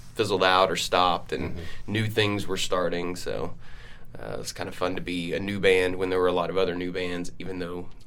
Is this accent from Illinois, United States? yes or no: no; Louisiana, United States; also born or lived in Texas; now in Columbia, Missouri, United States; I grew up in Louisiana